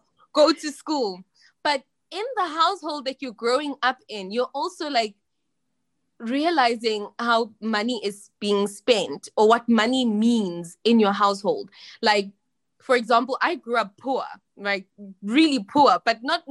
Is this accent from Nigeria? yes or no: no; South Africa; moved away as an adult; also born or lived in China; I'm from South Africa